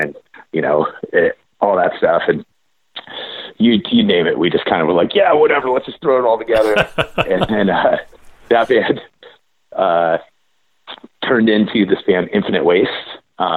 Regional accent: Corvallis, Oregon, United States; also born or lived in Bay Area, California; I'm from Corvallis.

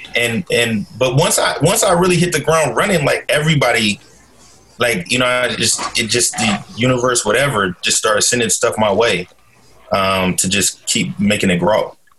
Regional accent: Portland, Oregon, United States; I'm originally from Portland, Oregon uh, born and raised. Uh, grew up in North and Northeast Portland

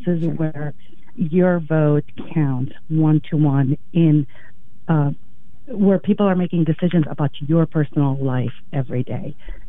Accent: Lebanon; English is a second language; moved away as an adult; also born or lived in Iraq; now in United States; I immigrated to the U.S. when I was 18 by myself and fell in love with the legal system here. I grew up in Lebanon. I grew up in Iraq and a couple other countries in the Middle East.

